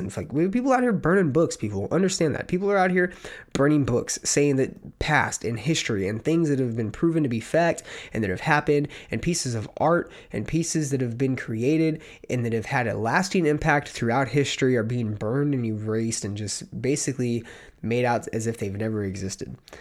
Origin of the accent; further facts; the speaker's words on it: California, United States; I am from California